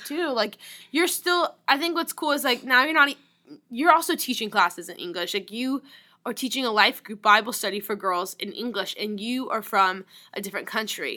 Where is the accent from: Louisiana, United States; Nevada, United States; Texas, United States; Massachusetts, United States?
Louisiana, United States; New Orleans; moved away; I grew up in New Orleans, Louisiana